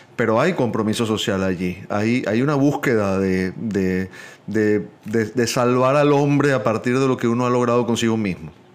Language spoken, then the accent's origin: Spanish; Venezuela; moved away; Los tres somos venezolanos viviendo fuera de nuestro país